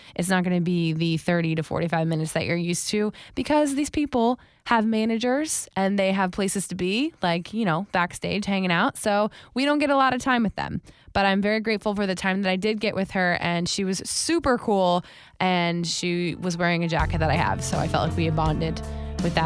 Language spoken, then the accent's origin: English; Wellington, Florida, United States; I lived in Wellington specifically